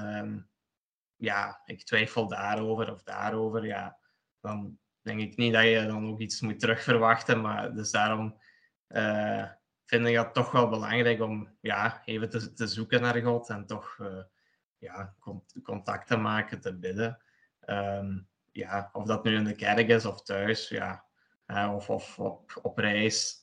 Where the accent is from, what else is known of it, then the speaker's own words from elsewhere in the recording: Sint-Truiden, Flanders, Belgium; also born or lived in Poland; ik woon in België, in Sint-Truiden, Limburg. En ik kom er oorspronkelijk uit Polen. Daar ben ik geboren, heb ik zes jaar gewoond en tien jaar hier in België